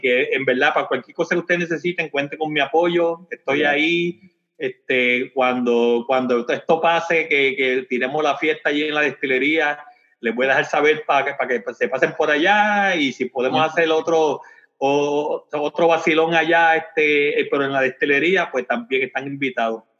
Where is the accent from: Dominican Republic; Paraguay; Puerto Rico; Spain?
Puerto Rico; Comerío; also born or lived in Corozal, Puerto Rico; now in Frederick, Maryland, United States; Yo soy de Comerío, pero, pero yo creo que, yo en verdad nací en, en, Corozal y me llevaron para Comerío